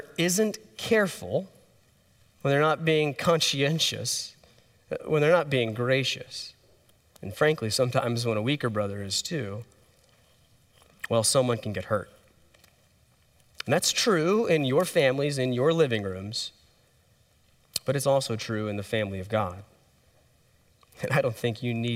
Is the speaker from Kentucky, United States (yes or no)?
no; Texas, United States; we're from Texas